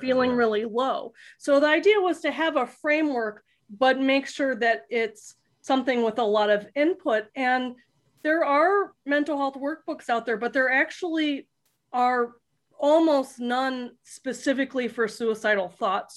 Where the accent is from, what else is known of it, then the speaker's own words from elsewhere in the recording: South Florida, United States; I grew up in South Florida